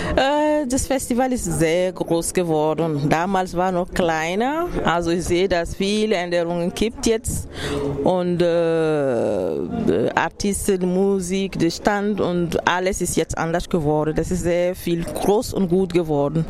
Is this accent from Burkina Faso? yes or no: yes; Burkina Faso; German is a second language; moved away as an adult; now in Freiburg, Germany; meiner Heimat aus Burkina Faso